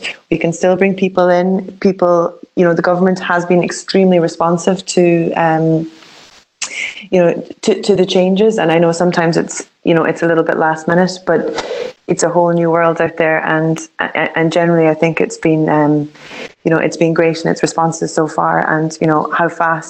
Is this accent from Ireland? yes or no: yes; Ireland; accent: Irish; I say in my strongest Irish accent